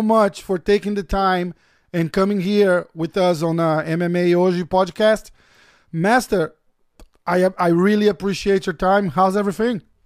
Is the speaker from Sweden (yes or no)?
no; Brazil; moved away; we we both Brazilians. I'm I'm from Brazil as well